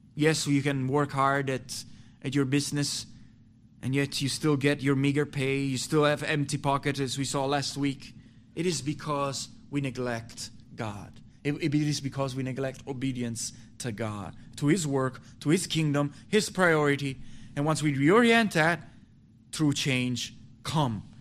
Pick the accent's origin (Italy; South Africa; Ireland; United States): Italy; moved away as an adult; also born or lived in North Italy / Milan; I left my hometown to go to North Italy to plant a church with a pastor